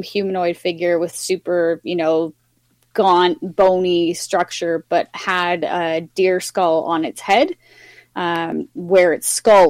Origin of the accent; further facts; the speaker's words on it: Yukon, Canada; I grew up in the Yukon where, you know, the huge population is First Nations. My hometown is very heavily First Nations based.